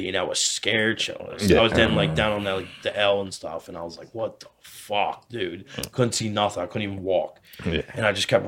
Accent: United States; I was raised in Montgomery County

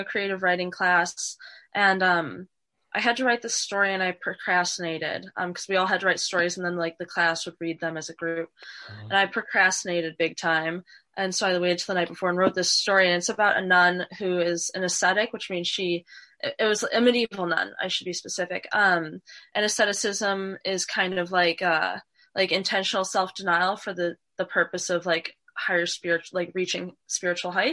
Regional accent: Northwest Indiana, United States; moved away as an adult; now in Washington, D.C., United States; I'm from Northwest Indiana. It's near Chicago. It's a suburb of Chicago. So I lived there until I was 18

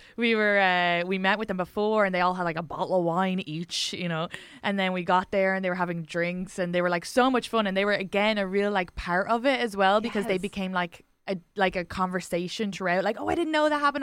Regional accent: Ireland; accent: Irish; moved away as an adult; now in United States

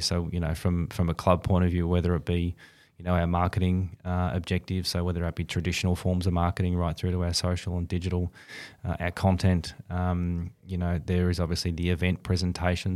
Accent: Bendigo, Victoria, Australia; also born or lived in Perth; I grew up in, in country Victoria, uh, up in Bendigo

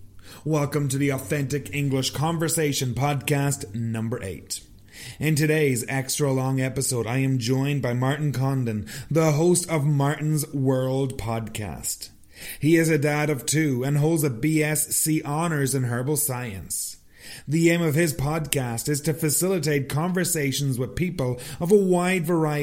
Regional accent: Ireland; Well, we are both from Ireland.

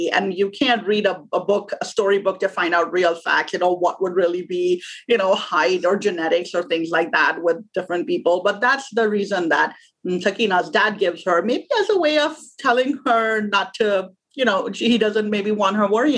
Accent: Pakistan; moved away as an adult; now in United States; I'm originally from Pakistan. I was born there. I grew up there. I went to school and college there. And then I came to the U.S. as an immigrant when I was 22 years old.

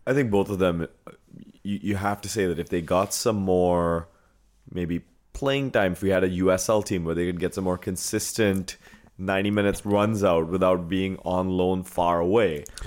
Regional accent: India; But I'm Indian. I got the Indian head bobble

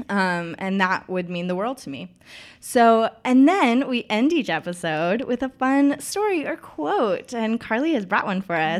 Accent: Knoxville, Tennessee, United States; born or raised there

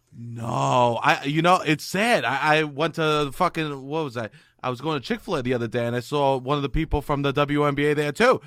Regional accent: New York, United States; growing up in New York

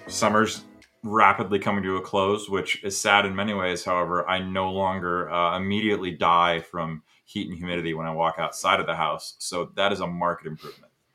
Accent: United States; as an American

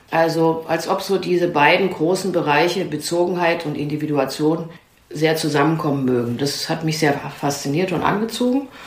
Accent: Germany; born there; Also ich bin in einem Kontext geboren in der DDR.

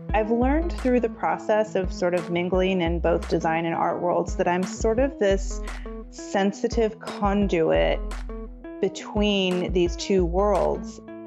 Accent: Pasadena, California, United States; I was born in Pasadena, which is about ten miles northeast of downtown Los Angeles. and I grew up in a modern house

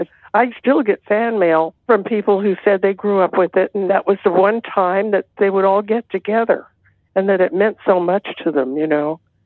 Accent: Texas, United States; Because I'm from Texas and my family was from Arkansas.

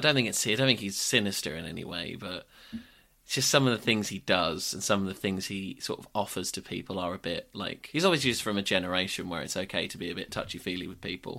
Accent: Suffolk, East of England, United Kingdom; I'm from Suffolk

